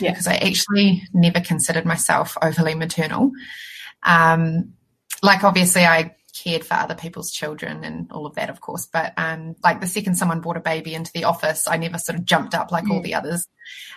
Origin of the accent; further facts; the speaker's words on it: Christchurch, Canterbury, New Zealand; I'm from Christchurch